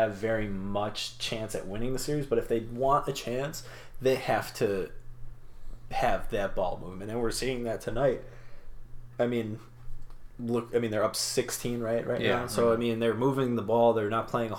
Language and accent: English; Chicago, Illinois, United States; growing up in Chicago, almost essentially suburbs